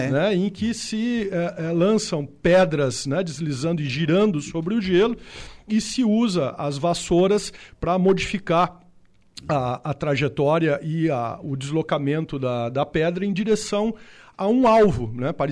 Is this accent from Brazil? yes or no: yes; Santa Maria, Rio Grande do Sul, Brazil; moved away as an adult; now in Santa Catarina, Brazil; sou gaúcho de Santa Maria